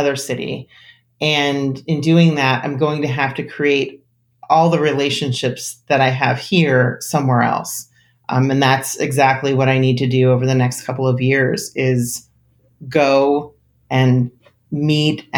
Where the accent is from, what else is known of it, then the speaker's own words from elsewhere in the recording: New Jersey, United States; I grew up in an extremely rural community, which people always laugh at because I grew up in New Jersey